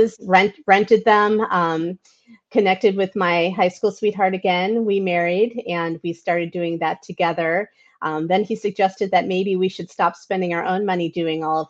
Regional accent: New York, United States; also born or lived in Michigan; now in Flossmoor, United States; I grew up in New York

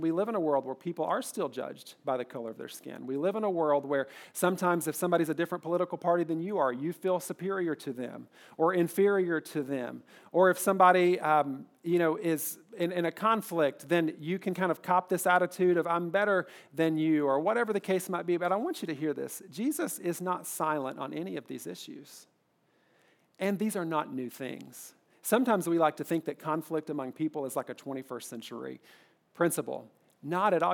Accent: Kentucky, United States; I'm from Kentucky

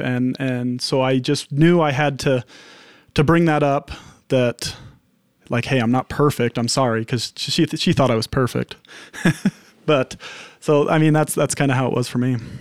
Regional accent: Henefer, Utah, United States; I was in Hennifer.

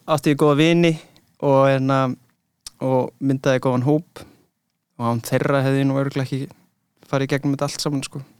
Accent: London, United Kingdom; moved away; ég ólst upp í London

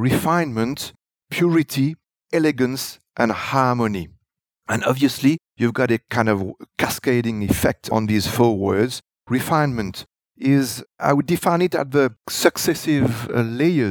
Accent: Grand Baie, Rivière du Rempart, Mauritius; I am someone from Grand Baie.

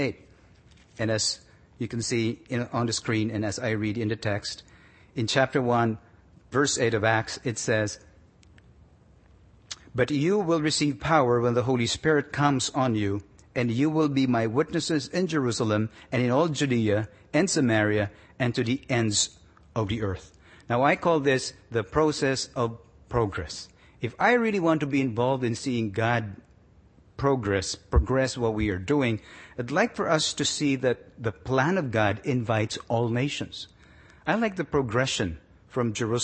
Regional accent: Philippines; moved away as an adult; also born or lived in Manila; now in Toronto, Canada; we lose our being Filipino

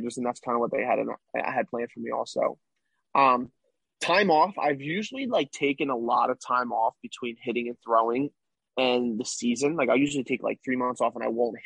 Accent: Philadelphia, Pennsylvania, United States; I'm from Philly

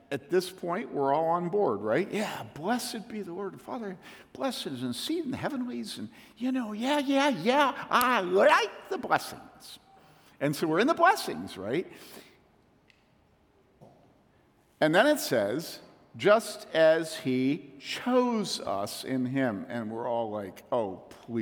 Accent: the South, United States; speaking as a Southerner

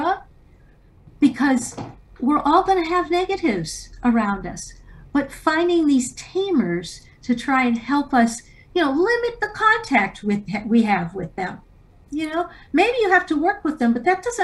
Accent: Canada; I was born in Canada

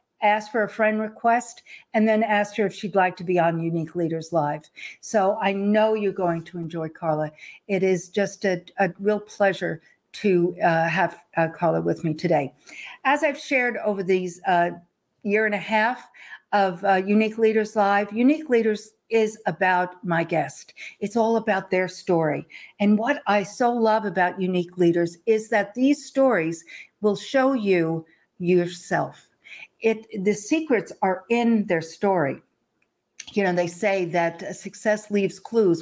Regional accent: Long Island, New York, United States; I grew up in the East Coast and grew up on Long Island

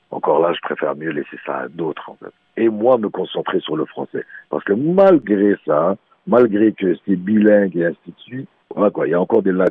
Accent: Morocco; Mon prochain album s'appelle … et … c'est encore là nous chez nous au Maroc, on a les chaînes de l'Atlas qui sont voilà quoi, c'est c'est grandiose

